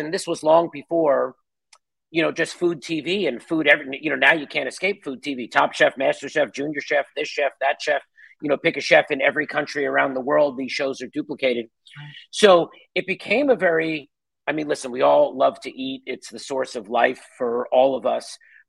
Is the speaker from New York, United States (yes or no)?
yes; outside of New York City, United States; when you're growing up outside of New York City